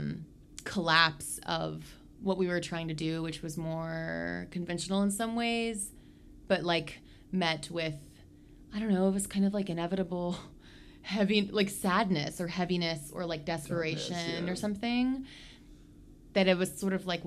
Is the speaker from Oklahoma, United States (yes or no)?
yes; Oklahoma, United States; I grew up in Oklahoma